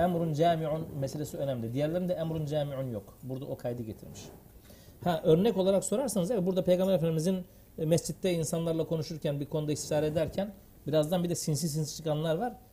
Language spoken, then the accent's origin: Turkish; Siirt, Siirt Province, Turkey; biz e, Siirtliyiz.